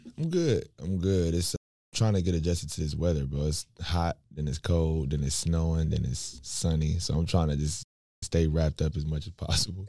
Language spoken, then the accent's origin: English; Raleigh, North Carolina, United States; We grew up in Washington Terrace on the south side